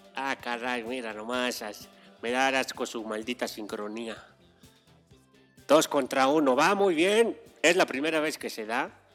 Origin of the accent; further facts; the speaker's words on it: Mexico City, Mexico; Yo soy, yo soy más chilango que la torta de chilaquil.